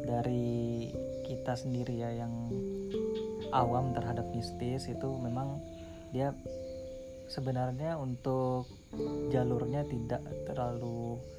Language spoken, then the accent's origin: Indonesian; East Kalimantan, Indonesia; ya uh, saya asli Kalimantan Timur cuma untuk kuliah di Jogja